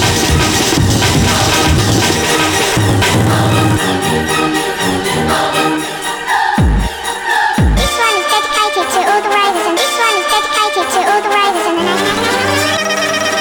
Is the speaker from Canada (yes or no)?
no; England, United Kingdom; as an English person